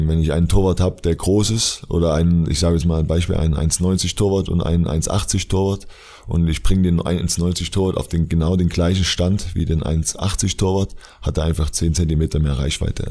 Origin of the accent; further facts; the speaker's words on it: Dresden, Saxony, Germany; moved away; also born or lived in Leverkusen; ich komme aus Dresden ursprünglich